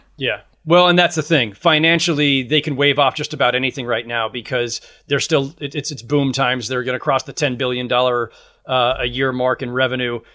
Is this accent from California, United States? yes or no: yes; Bay Area, California, United States; I grew up in the Bay Area during that era